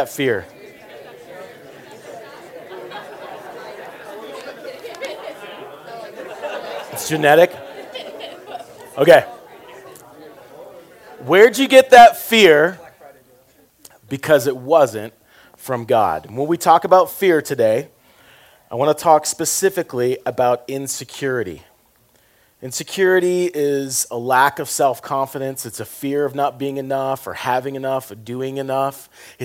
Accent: the South, United States; I'm from the South

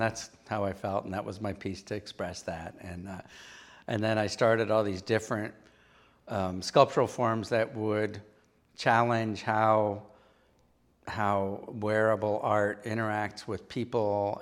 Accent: Pittsburgh, Pennsylvania, United States; moved away as an adult; now in Providence, United States; I was from Pennsylvania

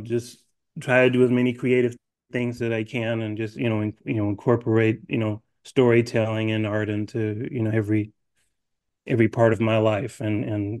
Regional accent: Chicago, Illinois, United States; I am born and raised in Chicago

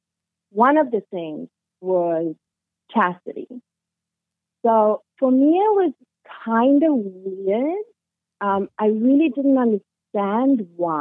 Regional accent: South Africa; moved away as an adult; now in Canada; I'm South African

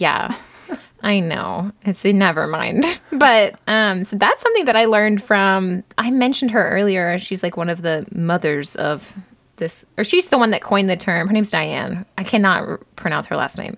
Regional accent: United States; as an American

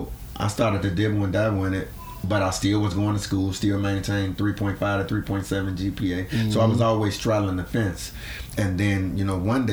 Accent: Chicago, Illinois, United States; born and raised in Chicago, Henry Horner Projects

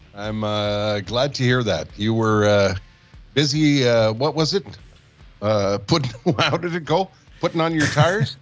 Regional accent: Montreal, Quebec, Canada; also born or lived in Winnipeg / Calgary; I've I've lived in Winnipeg. I have lived in Calgary, and of course, born and raised in Montreal

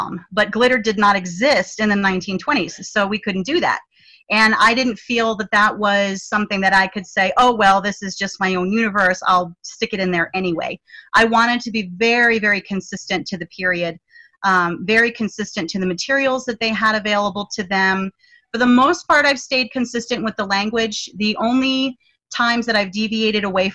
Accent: United States; as an American

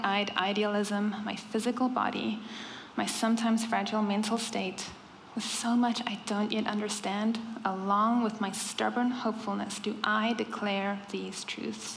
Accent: South Africa; first language Afrikaans; English is a second language; moved away; I am the other South African here

